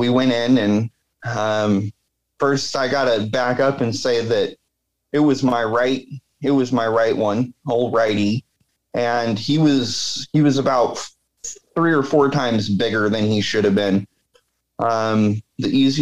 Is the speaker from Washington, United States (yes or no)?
yes; Washington, United States; I grew up in Washington